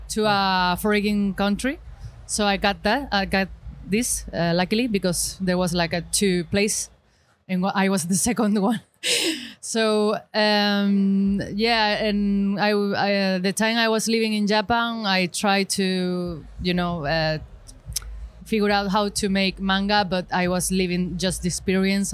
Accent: Granada, Andalusia, Spain; English is a second language; I'm from Spain, Granada, South Spain

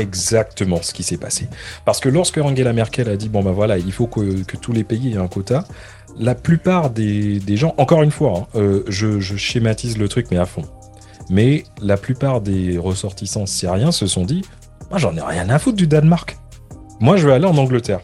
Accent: France; now in London, United Kingdom; je suis français

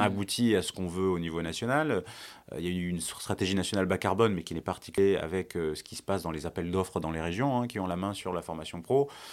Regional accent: France; en tant que, en tant que Français

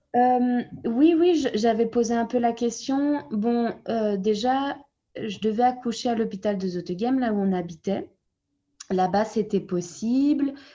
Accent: France; moved away as an adult; also born or lived in Brussels, Belgium; now in Flanders, Belgium; je suis française, je suis née en France et je suis arrivée en Belgique à 24 ans

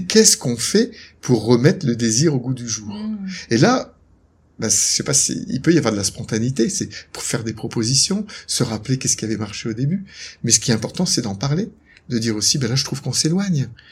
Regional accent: Lille, Hauts-de-France, France; moved away as an adult; also born or lived in Aix-en-Provence / Quebec; now in Noirmoutier, France; je suis originaire de Lille, j'aime bien le dire, je suis un ch'ti

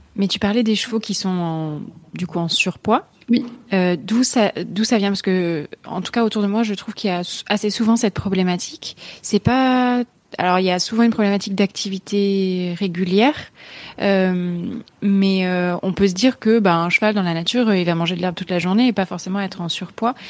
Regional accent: France; en tant que Français

